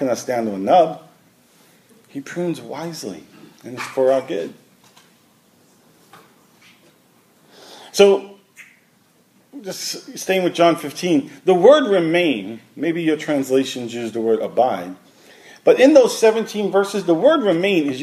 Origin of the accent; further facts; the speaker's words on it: New York City, New York, United States; moved away; also born or lived in Washington; I grew up in Brooklyn.